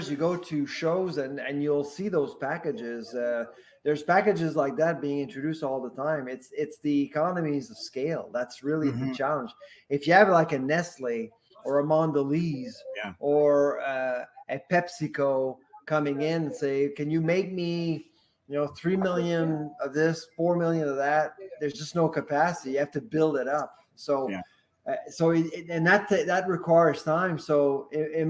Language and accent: English; Quebec, Canada; also born or lived in the Prairies / Ontario; now in Atlantic Canada, Canada; I've lived in the prairies, I lived in Ontario, I'm from Quebec originally, and I live in the Atlantic now.